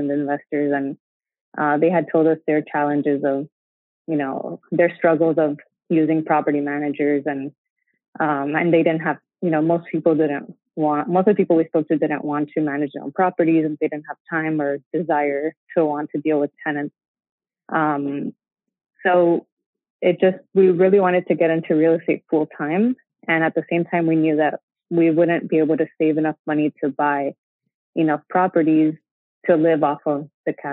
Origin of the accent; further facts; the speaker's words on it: Miami, Florida, United States; moved away as an adult; also born or lived in Gainesville, Florida / New York City; we were from Miami, which is South Florida.